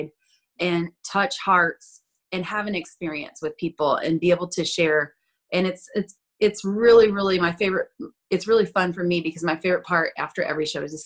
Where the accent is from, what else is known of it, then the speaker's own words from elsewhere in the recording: Florida Panhandle, United States; I'm originally from the Panhandle of Florida. So that's like deep South